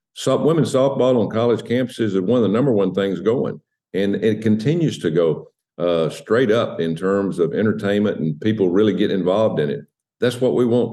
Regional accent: United States; I'm an American.

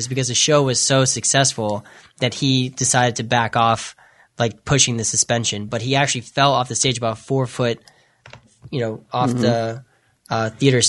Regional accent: Lexington, Massachusetts, United States; I grew up in Lexington, Massachusetts

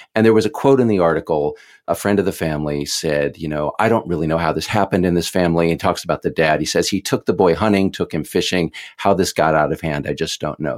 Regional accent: Texas, United States; I grew up in Texas

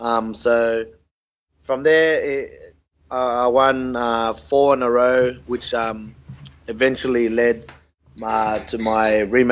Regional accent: Australia; I was born in Australia, so we're all my other siblings, being my brother and my older sister and younger sister. But growing up in Australia, look, we grew up the Aussie way, you know. We were Aussie kids.

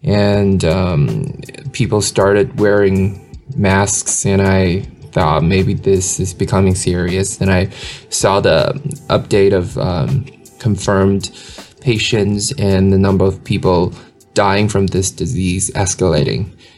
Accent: Fujian, China; now in Shanghai, China; I'm originally from Fujian province. Now I live in Shanghai.

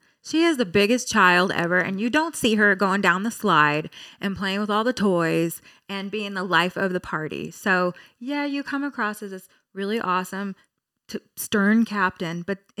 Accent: Hesperia, California, United States; from Hesperia, okay?

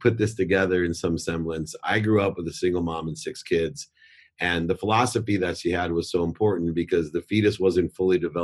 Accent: Akron, Ohio, United States; also born or lived in San Diego, California; now in Orange County, United States; I grew up in Akron, Ohio

